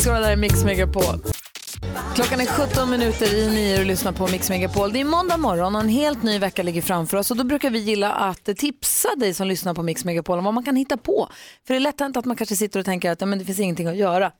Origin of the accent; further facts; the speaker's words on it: Luleå, Norrbotten County, Sweden; moved away; jag är uppvuxen i Luleå